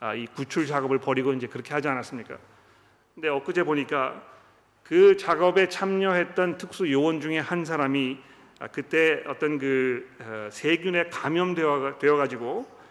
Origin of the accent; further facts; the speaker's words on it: South Korea; 우리 한국 사람들은